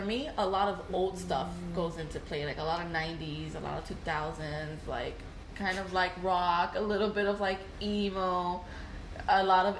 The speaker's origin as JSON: {"language": "English", "town": "Hialeah", "region": "Florida", "country": "United States", "tie": "born or raised there", "said": "I grew up in Hialeah and Miami Lakes"}